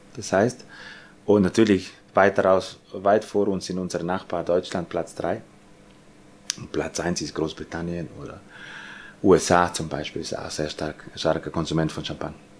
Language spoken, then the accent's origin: German; Austria; bei uns in Österreich